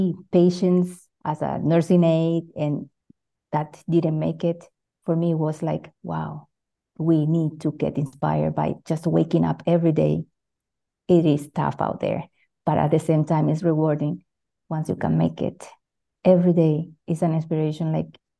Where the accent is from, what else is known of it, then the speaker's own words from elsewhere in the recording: Venezuela; moved away as an adult; now in Switzerland; I'm 100% Latina. I was born in Venezuela. Now I'm actually living in Switzerland